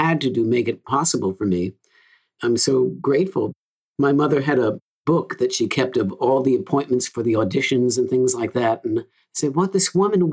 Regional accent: New York City, New York, United States; now in Nashville, United States; I was growing up in Queens, New York

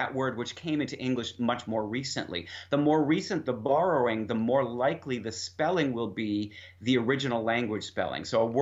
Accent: Boston, Massachusetts, United States; I'm from Boston

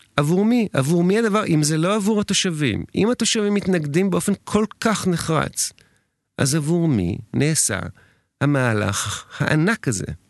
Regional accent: Tel Aviv, Tel Aviv District, Israel; אני תל אביבי במקור, אני מכיר את הבניין מלידה

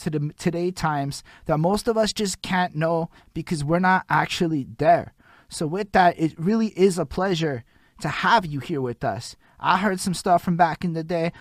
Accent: Montreal, Quebec, Canada; I'm from Montreal, Quebec

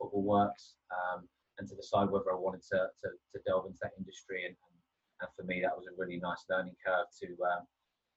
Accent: Brighton, South East England, United Kingdom; moved away as an adult; now in Bournemouth, United Kingdom; I moved from my hometown of Brighton down to Bournemouth.

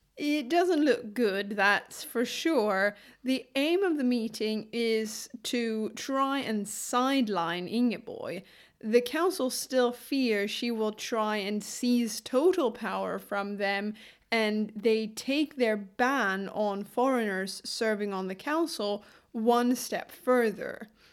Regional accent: Lund, Skåne, Sweden; my hometown, Lund

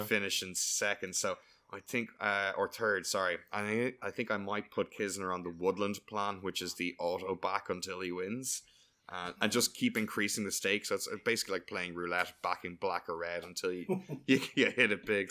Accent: Ireland; I'm delighted to like being Irish

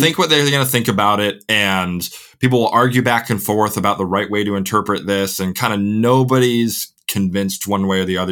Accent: Crystal Lake, Illinois, United States; accent: Midwestern; moved away as an adult; now in England, United Kingdom; born and raised in the McHenry County, Crystal Lake area

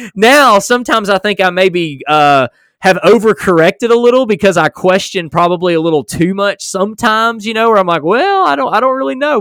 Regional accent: United States; I was born in America

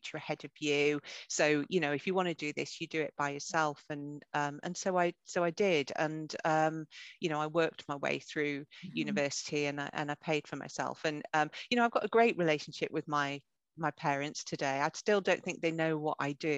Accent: North Northumberland, North East England, United Kingdom; I grew up in North Northumberland. I'm a farmer's daughter from a really small rural community.

